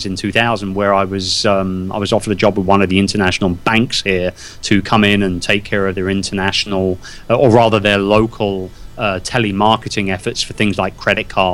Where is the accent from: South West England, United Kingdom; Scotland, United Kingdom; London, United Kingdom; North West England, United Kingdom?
London, United Kingdom; born and raised in London. Wimbledon, to be precise.